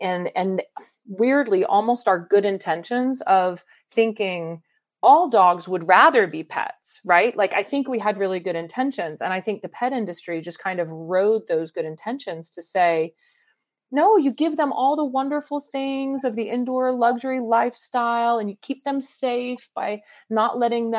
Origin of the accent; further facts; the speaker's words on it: Atlanta, Georgia, United States; growing up in Atlanta